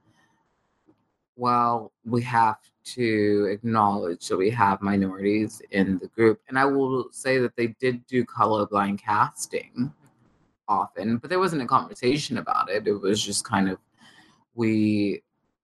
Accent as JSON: {"language": "English", "town": "Edgewood", "region": "New York", "country": "United States", "tie": "born or raised there", "said": "I was living in Edgewood here in Long"}